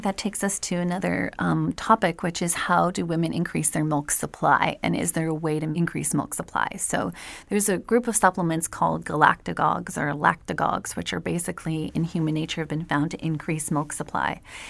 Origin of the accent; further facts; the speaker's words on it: Quebec, Canada; Yeah, but of course I'm from Canada and from Quebec, so I love maple anything.